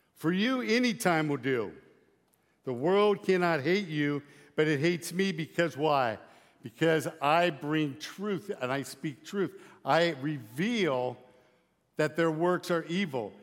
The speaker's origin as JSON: {"language": "English", "town": "Lyman", "region": "Nebraska", "country": "United States", "said": "I'm from Lyman, Nebraska."}